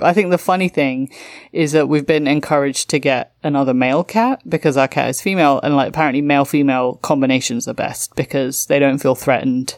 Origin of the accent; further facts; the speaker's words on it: London, United Kingdom; my hometown of London